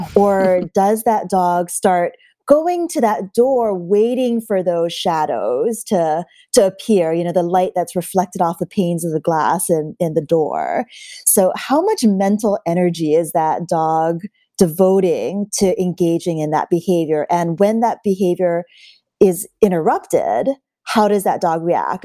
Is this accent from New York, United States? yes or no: no; Hawaii, United States; moved away; I'm actually originally from Hawaii